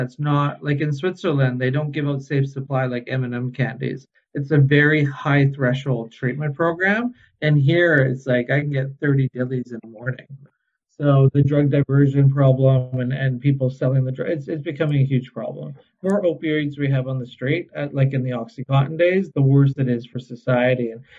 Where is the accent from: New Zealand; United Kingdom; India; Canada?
Canada; Vancouver, British Columbia; And I remember going to Portugal, and I'm from Vancouver, and I'm on stakeholder groups, and I'm involved.